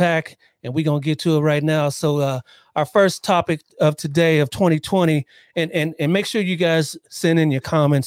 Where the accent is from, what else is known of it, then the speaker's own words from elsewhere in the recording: Columbus, Ohio, United States; now in Southern California, United States; I'm originally from Columbus, Ohio